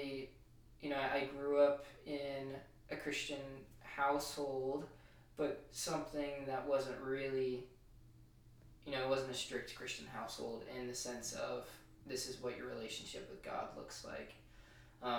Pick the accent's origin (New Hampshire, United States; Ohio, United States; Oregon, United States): New Hampshire, United States; moved away as an adult; also born or lived in Colorado; now in Charlotte, United States; I grew up in New Hampshire, but I also, I moved out to Colorado for 7 years of my life